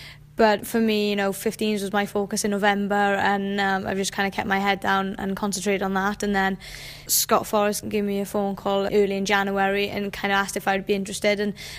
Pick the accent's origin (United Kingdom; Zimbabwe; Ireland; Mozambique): United Kingdom; Pontyclun, Wales; I grew up in Ponte de Lice, so it's always been really close to my heart, this place.